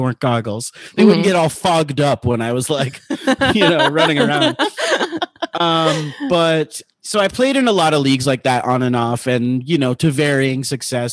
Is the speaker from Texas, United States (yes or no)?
no; Miami, Florida, United States; I grew up in Miami, Florida.